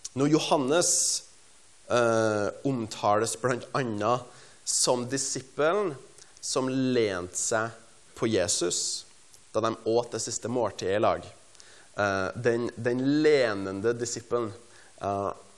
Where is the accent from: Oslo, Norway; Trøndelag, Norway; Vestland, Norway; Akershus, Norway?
Trøndelag, Norway; Stjørdal; jeg er fra Stjørdal i Trøndelag